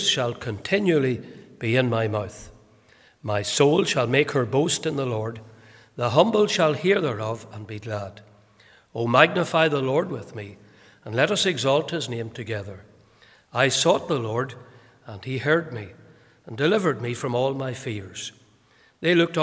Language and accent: English; County Fermanagh, Northern Ireland, United Kingdom; also born or lived in Portadown; I was born in Portadown. I grew up in County Fermanagh, but I was born in Portadown.